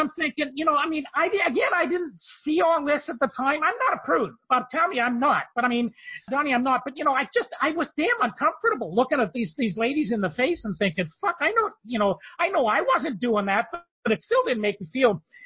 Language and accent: English; Canada; I'm from Canada